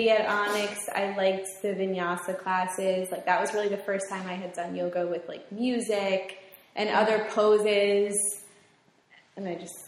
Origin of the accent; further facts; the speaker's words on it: Bridgewater, New Jersey, United States; in high school, Westfield, I'm from Bridgewater, so Westfield was like kind of far from me